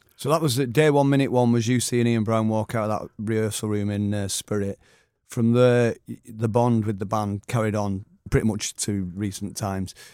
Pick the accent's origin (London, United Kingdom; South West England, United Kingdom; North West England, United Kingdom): North West England, United Kingdom; Oldham; growing up in Oldham in the, through the sixties